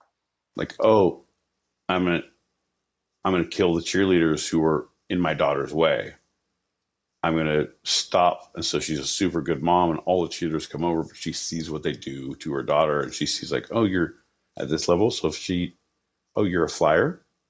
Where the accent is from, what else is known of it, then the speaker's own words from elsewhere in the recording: California, United States; I'm from Southern California.